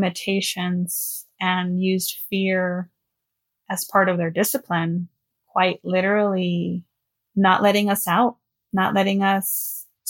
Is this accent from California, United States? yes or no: yes; Los Angeles, California, United States; I am from Los Angeles, born and raised.